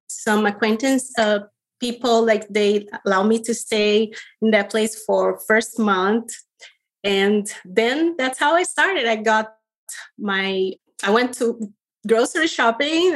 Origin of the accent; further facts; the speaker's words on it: Rio de Janeiro, Brazil; moved away as an adult; I was born in Rio de Janeiro, Brazil